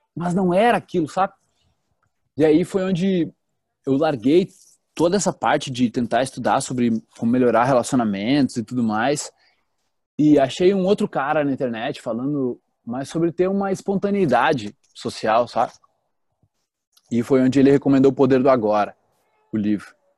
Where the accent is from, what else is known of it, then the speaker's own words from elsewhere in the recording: Teutônia, Rio Grande do Sul, Brazil; now in Florianópolis, Brazil; eu venho de uma cidadezinha do interior do Rio Grande do Sul, chamada Teutônia. E lá eu era uma criança normal